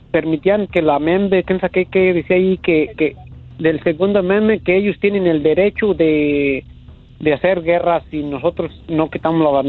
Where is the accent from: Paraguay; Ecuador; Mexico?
Mexico; La Piedad, Michoacán; Yo, yo soy de La Piedad, Michoacán.